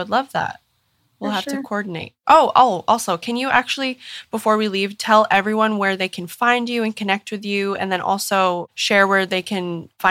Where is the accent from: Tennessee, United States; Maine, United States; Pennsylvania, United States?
Maine, United States; I grew up on the East Coast in Maine. So I'm very familiar with the freezing cold winters.